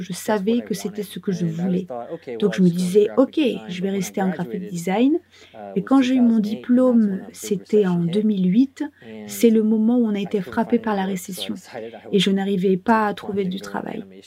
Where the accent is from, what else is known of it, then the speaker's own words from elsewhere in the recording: Michigan, United States; moved away; also born or lived in Indiana; je suis né dans l'Indiana, aux États-Unis, mais j'ai très rapidement déménagé dans le Michigan. C'est là que j'ai grandi